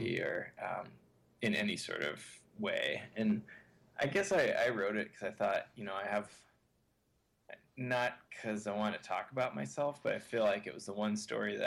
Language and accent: English; United States; growing up in America